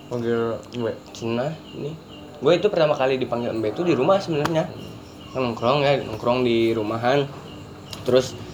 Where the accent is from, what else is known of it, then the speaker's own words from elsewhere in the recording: Maluku, Indonesia; born there; gue kebetulan lahir di Maluku